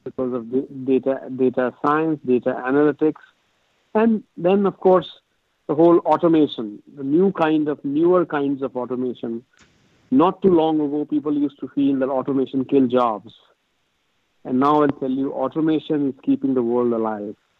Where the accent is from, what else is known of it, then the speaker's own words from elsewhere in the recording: India; moved away as an adult; now in United States; I grew up in India